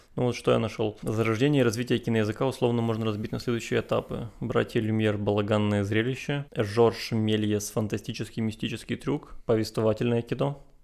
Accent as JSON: {"language": "Russian", "town": "Chornomorsk", "region": "Odesa Oblast", "country": "Ukraine", "said": "я из Ильичевска"}